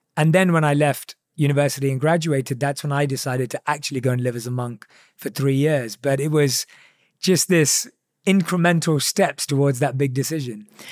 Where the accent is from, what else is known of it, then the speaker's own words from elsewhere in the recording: England, United Kingdom; growing up in England